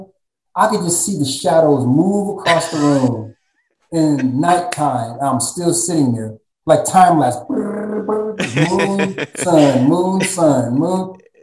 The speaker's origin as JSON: {"language": "English", "region": "Texas", "country": "United States", "tie": "born or raised there", "also_born_or_lived": "San Diego, California"}